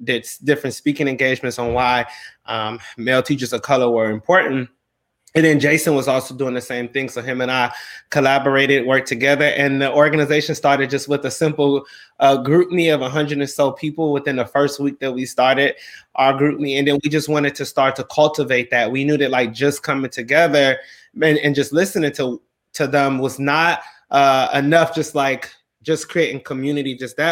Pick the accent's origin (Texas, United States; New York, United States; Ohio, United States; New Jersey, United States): Ohio, United States; Cleveland; now in Charlotte, United States; I'm originally from Cleveland, Ohio. I'm currently live right now here in Charlotte, North Carolina.